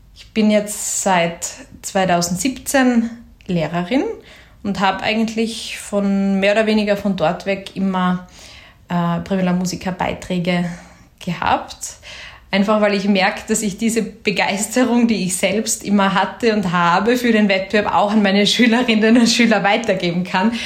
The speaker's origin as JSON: {"language": "German", "town": "Graz", "region": "Styria", "country": "Austria", "said": "ich bin aus Graz"}